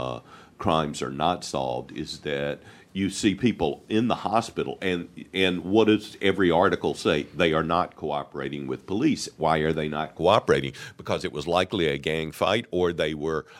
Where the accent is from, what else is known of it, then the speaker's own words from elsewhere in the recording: Mississippi, United States; now in Chicago, United States; I was originally from Mississippi.